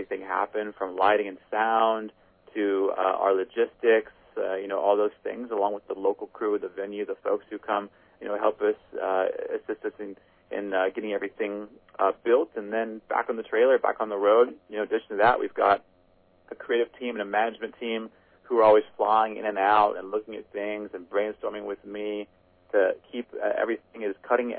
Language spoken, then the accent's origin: English; Midwest, United States; And so for a Midwest kid, that was, you know, that was huge, kind of get the exposure.